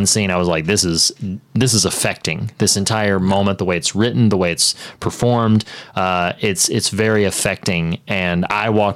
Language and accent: English; the South, United States; I'm from the South